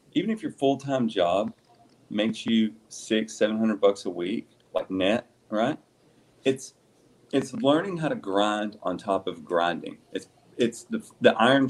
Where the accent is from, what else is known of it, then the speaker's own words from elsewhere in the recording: the South, United States; I used to build race motors for years when I was younger because I'm from the South